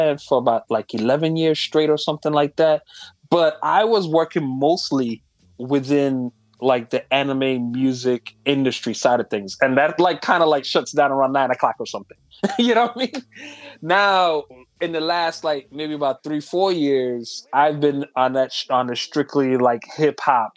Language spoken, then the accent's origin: English; U.S. Virgin Islands; moved away; I'm from St. Thomas, U.S. Virgin Islands